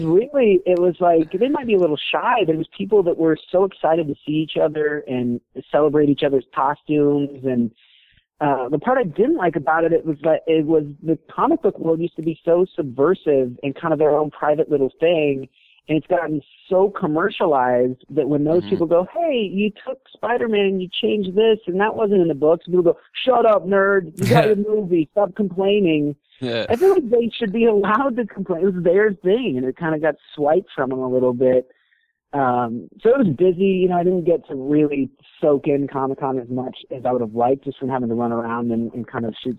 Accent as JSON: {"language": "English", "town": "Reno", "region": "Nevada", "country": "United States", "tie": "born or raised there", "also_born_or_lived": "San Diego", "moved": "yes", "said": "And I grew up in Reno"}